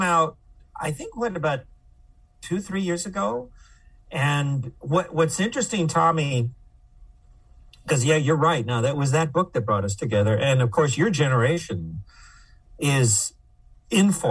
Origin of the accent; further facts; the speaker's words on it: Los Angeles, California, United States; moved away as an adult; also born or lived in Ithaca, New York / Cambridge, Massachusetts; I was born in East Los Angeles